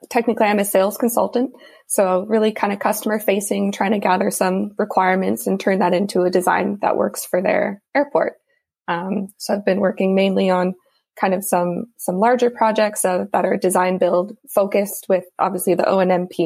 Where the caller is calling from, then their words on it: Vancouver, British Columbia, Canada; I'm joining you from Vancouver, BC, in Canada.